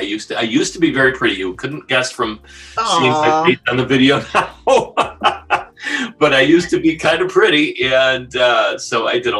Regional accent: Chicago, Illinois, United States; also born or lived in Schaumburg, Illinois / Hanover Park, Illinois; I grew up in the Chicago area with my family. We started off in Logan Square, moved out to the suburbs near Schaumburg, Hanover Park area. And then I joined the military, and I spent a lot of time away from Chicago

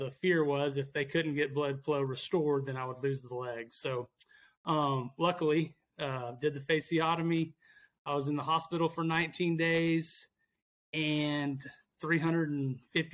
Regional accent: Abilene, Texas, United States; Born and raised in Abilene, Texas.

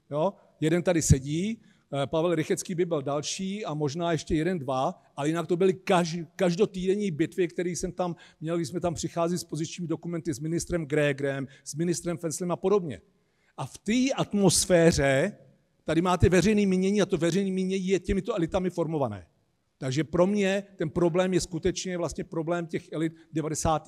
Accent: Czechia; my Češi

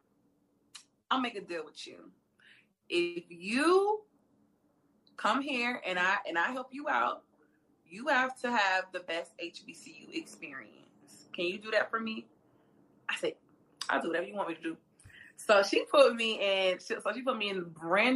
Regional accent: Atlanta, Georgia, United States; also born or lived in Savannah, Georgia; I was already in Atlanta. I'm from Atlanta, Georgia

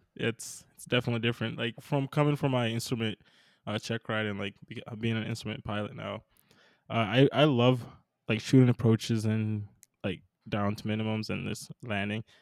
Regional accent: Minnesota, United States; I'm from Minnesota, so not a lot of mountains out here

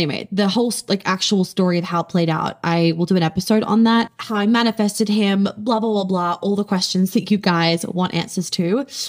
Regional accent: New York, United States; also born or lived in Sydney / Melbourne; I grew up in New York, for those of you that don't know. I went to my first years of school here. My brother and sister were born in New York. And then we moved to Australia.

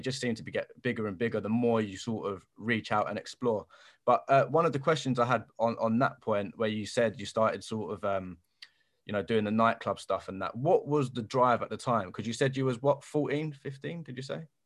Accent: London, United Kingdom; I'm from Bermondsey, so South London

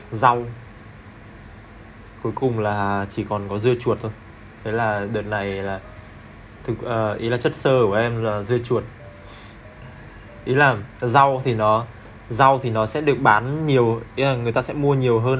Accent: Hanoi, Vietnam; moved away as an adult; now in Ho Chi Minh City, Vietnam; hiện tại đang uh, sinh sống và làm việc tại Sài Gòn được uh, à, 4 năm rồi. Em đến từ Hà Nội.

